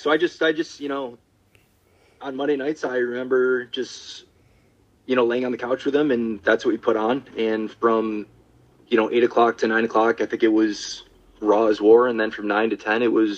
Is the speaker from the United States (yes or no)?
yes; Syracuse, New York, United States; I'm from Syracuse, so we used to have a Video King